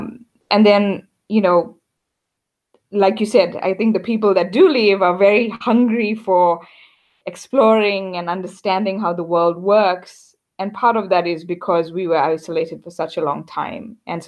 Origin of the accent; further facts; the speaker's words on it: South Africa; moved away; also born or lived in New York / London; I'm fifth generation South African. I think a lot of people are curious about my background. So I have Indian ancestry, but I was born in South Africa and grew up there.